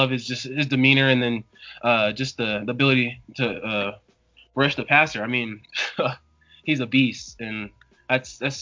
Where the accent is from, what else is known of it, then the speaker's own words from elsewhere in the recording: Denver, Colorado, United States; I'm from Denver, Colorado